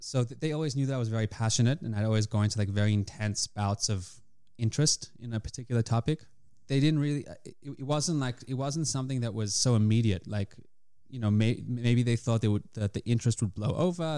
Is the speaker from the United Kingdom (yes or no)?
no; Australia; moved away as an adult; now in Israel; Came to Israel when I was eighteen from Australia. Uh, grew up there in the Jewish community